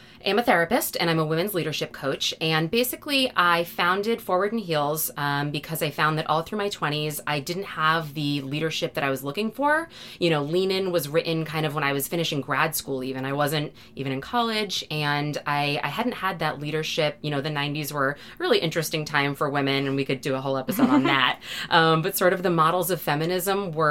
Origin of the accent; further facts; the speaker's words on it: Massachusetts, United States; I'm from Massachusetts